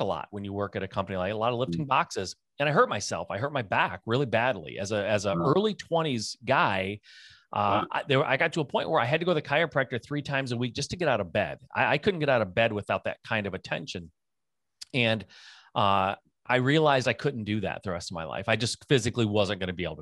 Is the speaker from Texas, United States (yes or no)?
no; Michigan, United States; I'm a Michigan born and raised kid.